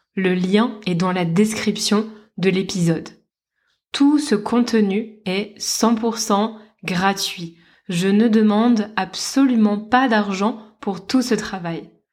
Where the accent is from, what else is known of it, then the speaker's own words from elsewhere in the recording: Lille, Hauts-de-France, France; now in Lisbon, Portugal; dans ma ville natale, à Lille